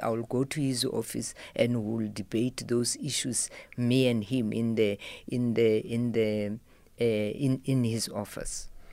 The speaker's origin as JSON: {"language": "English", "area": "Mopani", "region": "Limpopo", "country": "South Africa", "moved": "yes", "lives_now": "Johannesburg, South Africa", "said": "I live in Johannesburg. My home is in Mopani."}